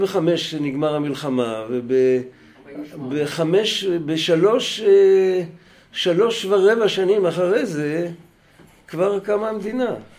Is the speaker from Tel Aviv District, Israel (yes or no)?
yes; Bnei Brak, Tel Aviv District, Israel; אני בני ברקי